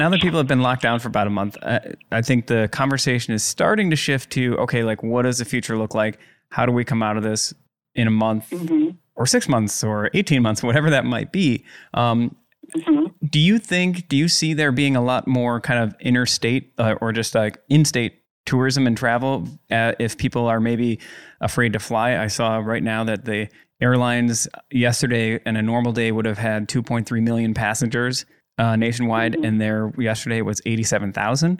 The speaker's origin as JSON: {"language": "English", "area": "Door County", "region": "Wisconsin", "country": "United States", "tie": "born or raised there", "also_born_or_lived": "Chicago, Illinois", "moved": "as an adult", "said": "growing up in Door County"}